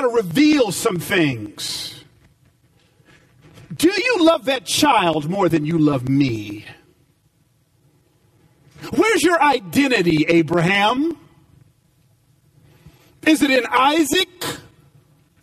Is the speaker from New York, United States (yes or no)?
no; Atlanta, Georgia, United States; moved away as an adult; also born or lived in Los Angeles; I grew up in Atlanta